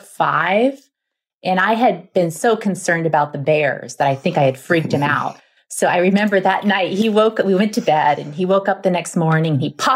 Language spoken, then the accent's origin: English; New Hampshire, United States; moved away; I grew up in New Hampshire and spent most of the first part of my life in New England.